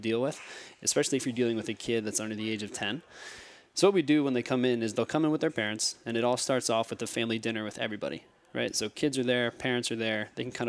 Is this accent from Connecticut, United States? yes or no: no; Morristown, New Jersey, United States; also born or lived in New York City; So, I'm a Morristown, New Jersey native. I grew up here. I was actually adopted from New York City. My family grew up here in Morristown, went to high school here, ended up going to Rutgers.